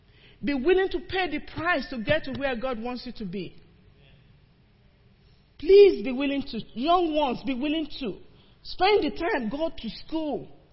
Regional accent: Nigeria; moved away as an adult; now in United States; When I came from Nigeria, already had a degree, decided I was going to be in this field

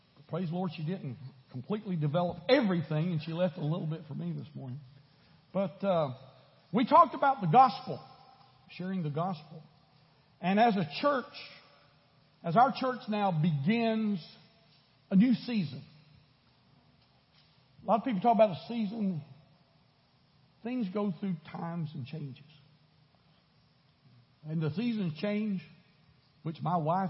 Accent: Florida, United States; now in Houston, United States; I grew up in Florida.

